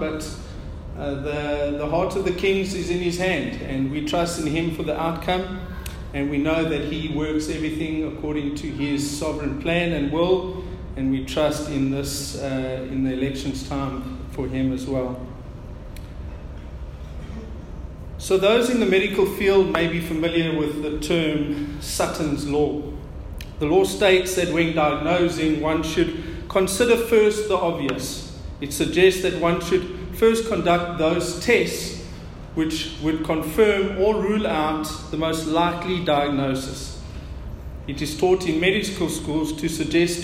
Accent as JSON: {"language": "English", "country": "South Africa", "said": "our South African native language"}